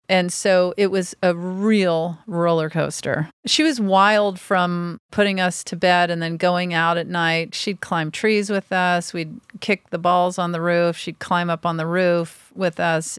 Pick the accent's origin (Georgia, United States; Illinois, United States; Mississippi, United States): Mississippi, United States; Pass Christian; also born or lived in Houston; people call my town the Pass, and then the actual pronunciation is Pass Christian